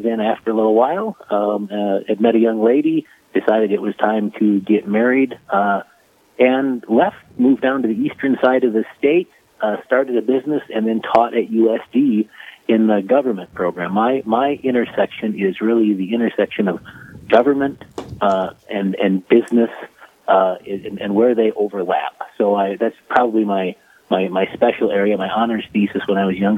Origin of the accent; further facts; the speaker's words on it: Pierre, South Dakota, United States; born and raised in Pierre, South Dakota